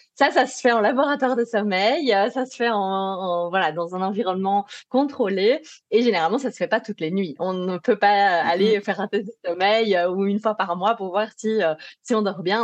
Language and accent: French; Belgium; accent: Belgian; Si vous entendez un petit accent particulier, c'est parce que je suis belge.